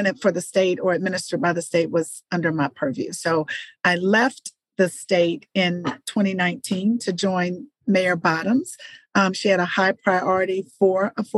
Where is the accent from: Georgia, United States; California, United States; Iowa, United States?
Georgia, United States; Atlanta; I am a native Atlantan. I grew up in Atlanta